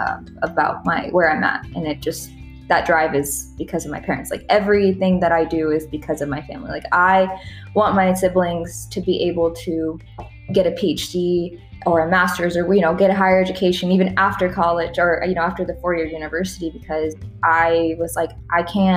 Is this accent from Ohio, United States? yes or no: no; Texas, United States; English is a second language; by the time I learned English, which was pretty much like months after arriving in Texas